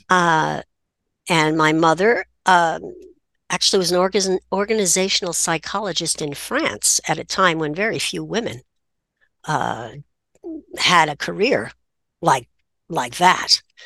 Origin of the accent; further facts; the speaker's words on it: New Haven, Connecticut, United States; I grew up in New Haven, which made me a townie